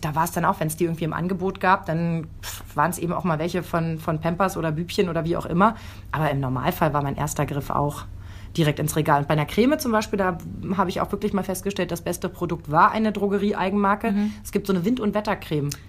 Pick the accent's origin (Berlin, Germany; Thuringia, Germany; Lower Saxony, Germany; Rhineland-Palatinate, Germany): Lower Saxony, Germany; accent: Hochdeutsch; komme aus Niedersachsen. Ich bin mit Hochdeutsch